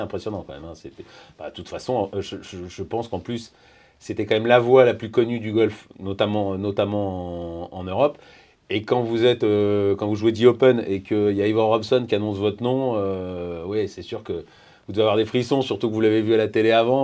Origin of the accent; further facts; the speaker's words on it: France; on est Français